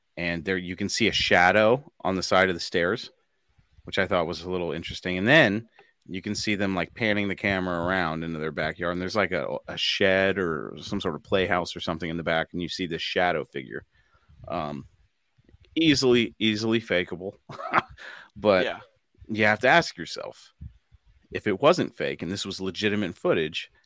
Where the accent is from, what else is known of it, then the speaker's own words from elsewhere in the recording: United States; as an American